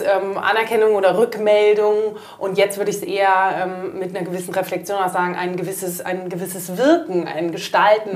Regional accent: Munich, Bavaria, Germany; moved away as an adult; also born or lived in Athens, Greece; meine Mutter ist dann ähm, nach München zurück. Da ist so die, ähm, ich sag mal, der deutsche Teil der Ursprungsfamilie ähm, mhm. ist in, in München und dort bin ich dann relativ behütet äh, groß geworden

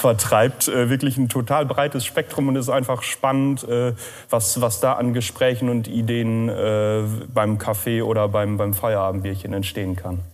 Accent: Lünne, Lower Saxony, Germany; moved away as an adult; now in Rheine, Germany; ich bin auch ein Emskop, äh, allerdings von einer anderen Landesgrenze, auch aus Niedersachsen, südliches Emsland, aus Lünne

